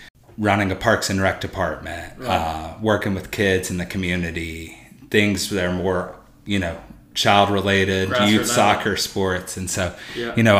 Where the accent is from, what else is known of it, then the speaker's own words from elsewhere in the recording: Mississippi, United States; moved away as an adult; also born or lived in Tupelo, Mississippi / Columbus, Mississippi; now in Memphis, United States; I grew up in Mississippi, but not too far from the state line